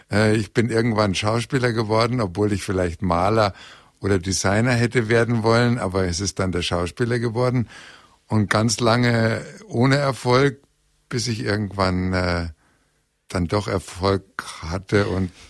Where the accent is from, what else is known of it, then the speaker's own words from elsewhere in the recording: Bremen, Germany; also born or lived in Hannover; aber ich bin ja nur in Hannover geboren und dann in Bremen aufgewachsen. Und äh, das war ein ganz anderes Terrain.